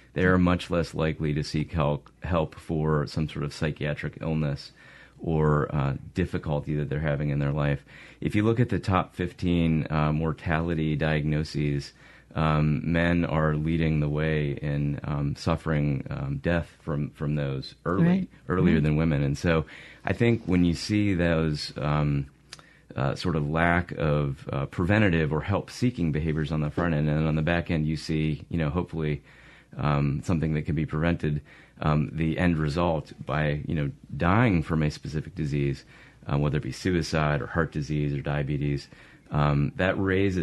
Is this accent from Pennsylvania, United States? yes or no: yes; Pittsburgh, Pennsylvania, United States; moved away as an adult; also born or lived in Virginia / Ohio / North Carolina; now in Mississippi, United States; I grew up in Pittsburgh, Pennsylvania